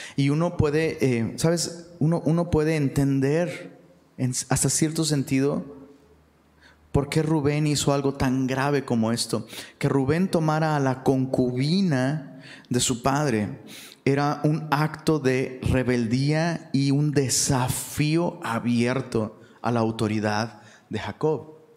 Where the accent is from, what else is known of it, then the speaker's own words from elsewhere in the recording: Taxco, Guerrero, Mexico; also born or lived in Mexico City; now in Monterrey, Mexico; allá en Tasco, de donde soy originario